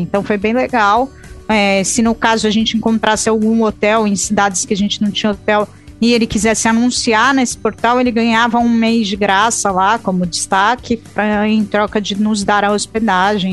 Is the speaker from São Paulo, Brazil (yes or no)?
yes; São Paulo, Brazil; a gente, como paulista